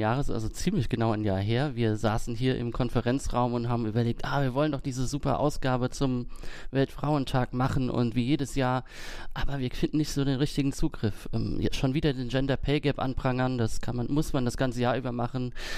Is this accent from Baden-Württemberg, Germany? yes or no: no; Kaiserslautern, Rhineland-Palatinate, Germany; moved away; nach Kaiserslautern, wo ich herkomme